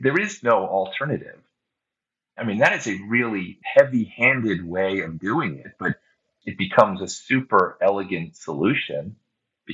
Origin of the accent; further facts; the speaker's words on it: United States; As an American